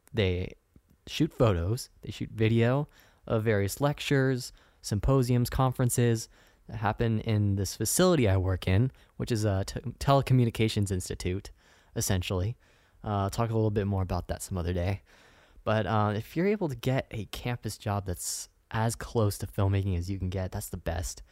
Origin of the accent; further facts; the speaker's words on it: Sacramento, California, United States; moved away as an adult; now in San Diego, United States; I'm from Northern California. I'm from Sacramento.